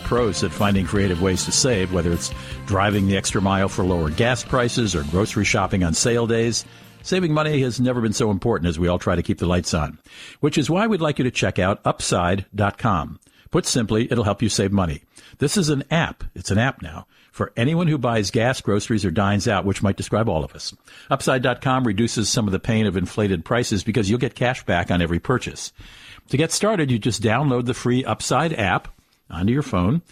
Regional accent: Washington, District of Columbia, United States; In Washington, D.C., I consider my hometown

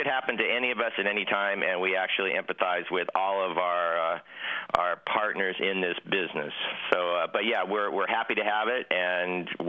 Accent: San Diego, California, United States; also born or lived in Rossland, British Columbia; I'm actually a San Diego native, San Diego, California, in Solana Beach, California, as we talk right now, and I have a home in Roslyn, British Columbia, so I split my time between both San Diego and Roslyn, British Columbia.

